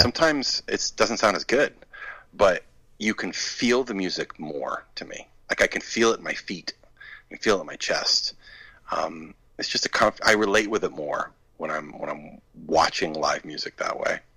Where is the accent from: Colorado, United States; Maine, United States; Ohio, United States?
Maine, United States; I grew up in Maine, which is about two and a half hours north of of uh, Boston